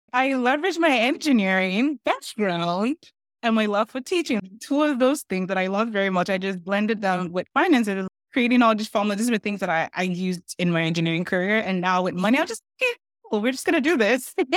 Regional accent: Nigeria; now in Canada; I'm Nigerian

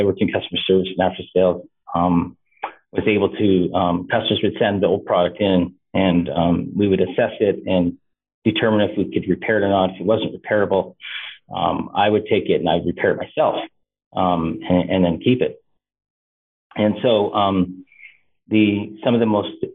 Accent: Canada; also born or lived in Eastern Washington University; Even though I am Canadian, I have a lot of U.S. American connections.

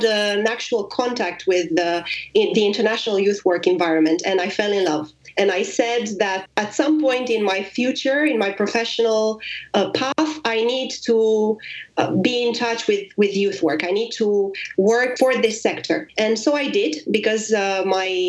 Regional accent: Romania; moved away as an adult; now in Paris, France; I am Romanian and I've been living abroad for

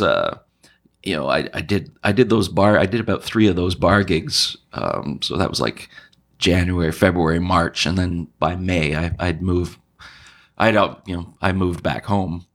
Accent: Montreal, Quebec, Canada; moved away; also born or lived in New Brunswick / Halifax; I'm from Montreal.

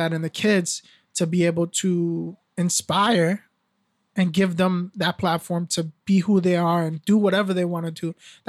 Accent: Nashua, New Hampshire, United States; also born or lived in Brooklyn; I remember, you know, when I grew up here in Nashua, when I first came from Brooklyn, we couldn't afford to go to the Boys and Girls Club

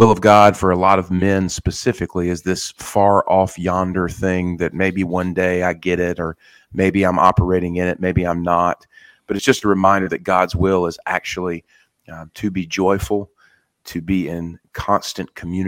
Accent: the South, United States; I've had a long relationship with the Word growing up in the South.

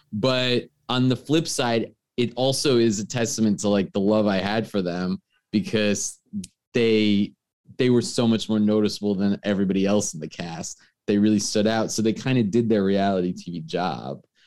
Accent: New York, United States; I'm from New York.

